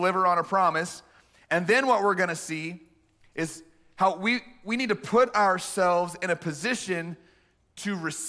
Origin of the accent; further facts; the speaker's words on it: Texas, United States; We grew up in the Central Texas area